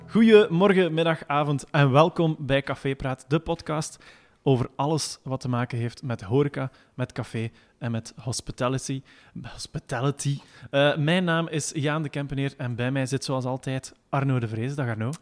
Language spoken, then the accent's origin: Dutch; Belgium; wij Belgen